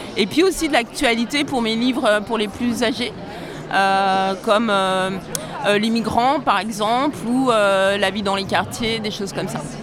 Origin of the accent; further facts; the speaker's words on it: Bourg-en-Bresse, Auvergne-Rhône-Alpes, France; Je viens de Bourg-en-Bresse, c'est entre Lyon et Genève